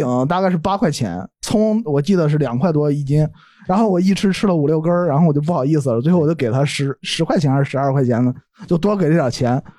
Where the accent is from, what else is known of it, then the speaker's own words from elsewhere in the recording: Shandong, China; 我是山东人，